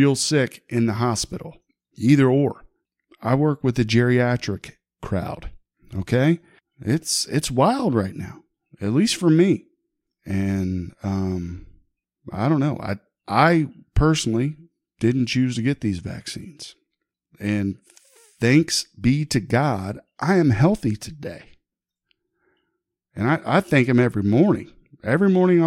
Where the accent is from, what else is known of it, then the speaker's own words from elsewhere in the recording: Huber Heights, Ohio, United States; moved away as an adult; now in Beavercreek, United States; my hometown of Huber Heights